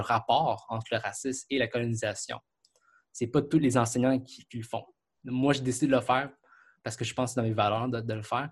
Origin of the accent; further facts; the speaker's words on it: Quebec, Canada; je suis Canadien, Québécois